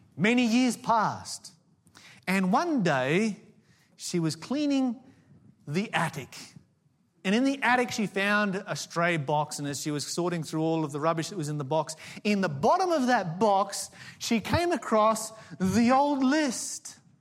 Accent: Tasmania, Australia; I grew up in Tasmania, the Promised Land.

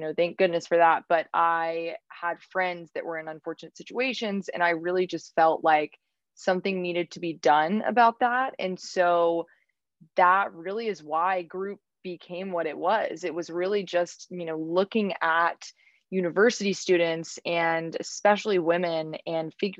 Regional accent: Raleigh, North Carolina, United States; moved away as an adult; now in New York City, United States; I am from Raleigh, North Carolina. So I was born and raised in Raleigh

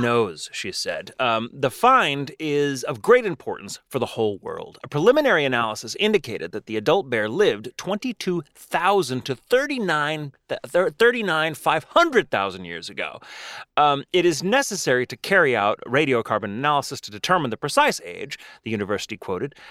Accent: McKinney, Texas, United States; used to say I was from Dallas, even though I was from McKinney

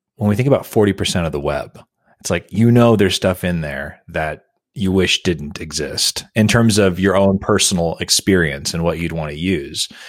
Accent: United States; for me as an American

